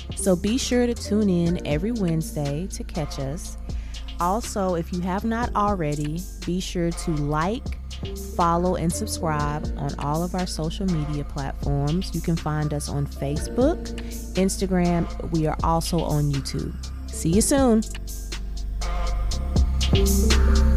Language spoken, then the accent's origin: English; Abilene, Texas, United States; I'm originally from Abilene, Texas. Uh, I went to school in Abilene